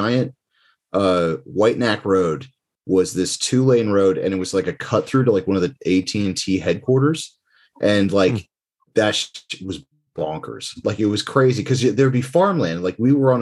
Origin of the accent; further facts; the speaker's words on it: New Jersey, United States; moved away; also born or lived in Livingston, New Jersey; originally from New Jersey.